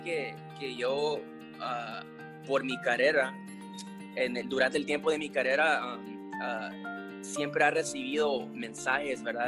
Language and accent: Spanish; Los Angeles, California, United States; yo nací en Los Ángeles, soy la primera generación aquí, mis padres llegaron aquí de Guatemala